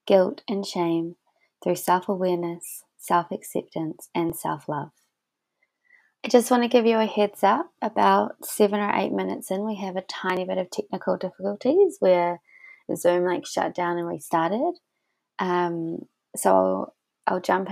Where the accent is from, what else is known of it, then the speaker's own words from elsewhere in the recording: New Zealand; now in Australia; And I'm from New Zealand. We met when I was living in New Zealand and now I live in Australia.